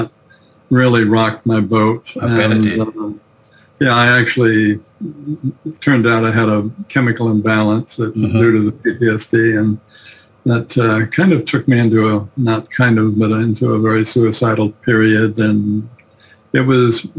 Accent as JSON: {"language": "English", "town": "Seattle", "region": "Washington", "country": "United States", "tie": "born or raised there", "also_born_or_lived": "Santa Barbara", "moved": "yes", "said": "I grew up in the Seattle area"}